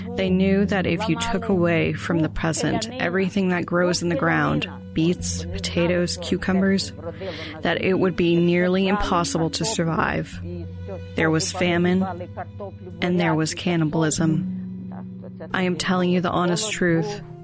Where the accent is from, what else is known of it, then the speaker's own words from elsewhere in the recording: United States; Growing up in the United States